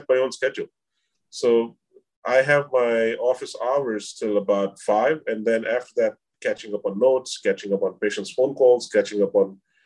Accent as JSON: {"language": "English", "country": "India", "moved": "as an adult", "lives_now": "New York, United States", "said": "I'm from India. I'm a South Asian descent"}